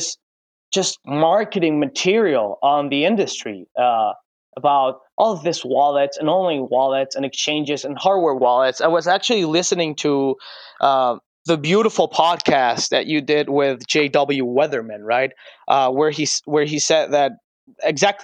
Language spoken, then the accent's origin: English; Venezuela; The whole deal about hyperinflation in our country